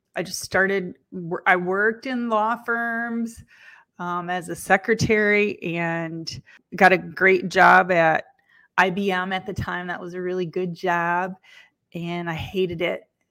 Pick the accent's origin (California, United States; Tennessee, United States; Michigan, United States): Michigan, United States; Lansing; I was born in Lansing, Michigan